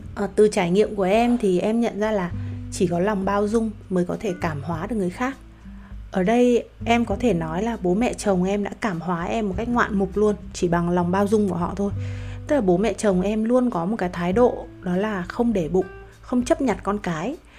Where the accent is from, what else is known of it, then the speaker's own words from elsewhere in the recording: Vietnam; em cũng sinh ra và lớn lên ở Việt Nam